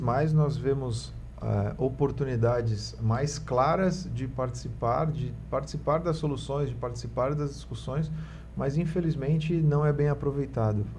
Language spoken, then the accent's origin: Portuguese; Santos, São Paulo, Brazil; Eu, eu fui criado né, no Marapé